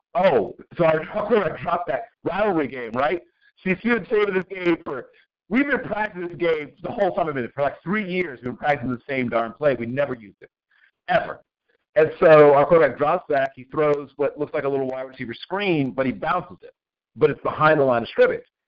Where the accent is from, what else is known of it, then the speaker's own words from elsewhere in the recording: Tidewater, Virginia, United States; Old Dominion, back in my neck of the woods, my hometown, the Tidewater, Virginia